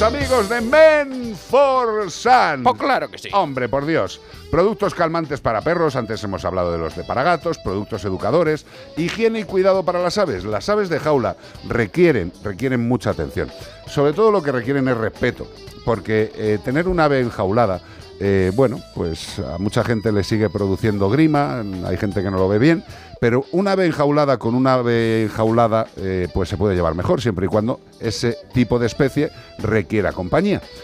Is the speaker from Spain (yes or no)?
yes; As Ermidas, Galicia, Spain; nosotros de las Ermitas